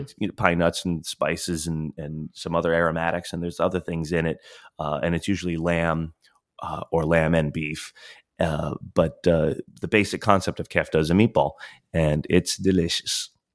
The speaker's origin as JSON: {"language": "English", "region": "Florida", "country": "United States", "tie": "born or raised there", "said": "we grew up in Florida"}